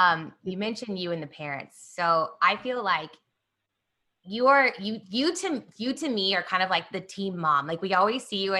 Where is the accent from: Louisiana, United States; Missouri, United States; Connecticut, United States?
Missouri, United States; Kansas City; So, Dawn, I have to tell you, I grew up in Kansas City, and my whole dad's family is from Ohio.